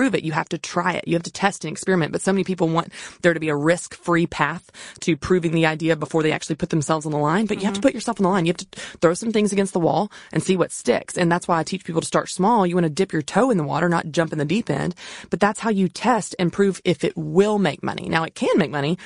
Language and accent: English; the South, United States; also born or lived in Tennessee; I wasn't raised on a farm, even though I grew up in the South